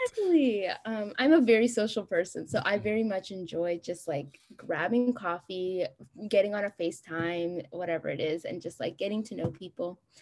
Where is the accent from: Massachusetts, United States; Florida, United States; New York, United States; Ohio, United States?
Ohio, United States; Columbus; moved away as an adult; also born or lived in Addis Ababa, Ethiopia / Houston, Texas / Stanford, California; I was born in Addis Ababa, Ethiopia, and I moved here when I was five with my whole family to Columbus, Ohio, and I grew up there until I basically came to Rice